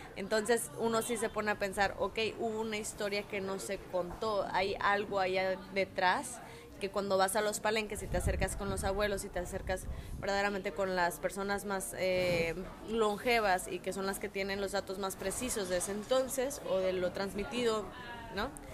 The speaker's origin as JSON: {"language": "Spanish", "country": "Mexico"}